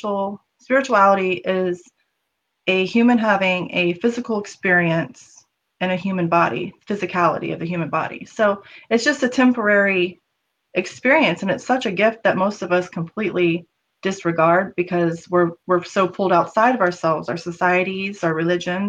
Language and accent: English; the South, United States; I grew up in the South where there was a lot of racism